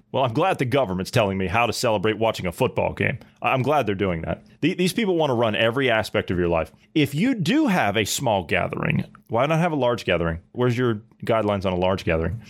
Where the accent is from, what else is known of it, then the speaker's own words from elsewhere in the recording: Ohio, United States; moved away; I come from Ohio